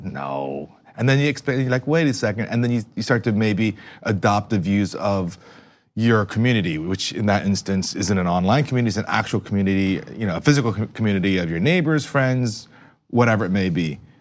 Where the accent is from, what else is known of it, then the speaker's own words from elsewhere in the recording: East Brunswick, New Jersey, United States; growing up in East Brunswick in the shadows of New York